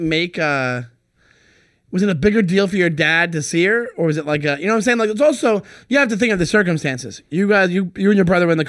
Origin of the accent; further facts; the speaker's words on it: United States; I'm Irish Catholic. Like, I'm from America, but I grew up very Irish Catholic.